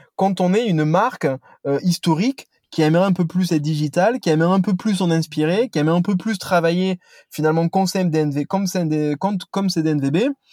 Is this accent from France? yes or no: yes; Toulouse, Occitania, France; now in Paris, France; je suis un Toulousain